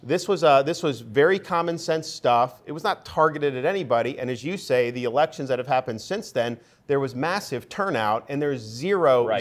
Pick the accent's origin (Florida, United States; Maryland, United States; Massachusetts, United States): Florida, United States; Tampa; I grew up in the Tampa area